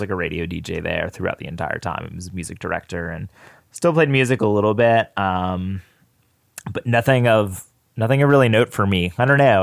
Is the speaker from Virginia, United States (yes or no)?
yes; Danville, Virginia, United States; I grew up in Danville, Virginia